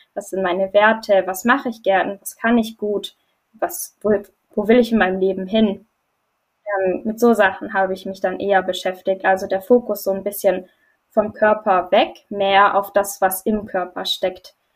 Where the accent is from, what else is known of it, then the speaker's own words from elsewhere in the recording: Germany; Ich komme aus Deutschland